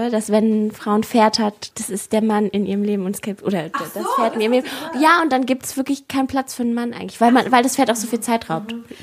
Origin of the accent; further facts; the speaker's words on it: Mongolia; moved away; ich komme ja aus der Mongolei.